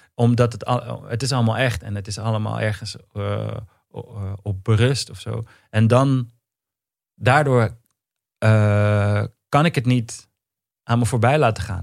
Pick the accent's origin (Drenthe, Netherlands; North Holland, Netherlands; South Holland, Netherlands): North Holland, Netherlands; Amsterdam; in de Pijp in Amsterdam. Hm. Ik ben geboren in Amstelveen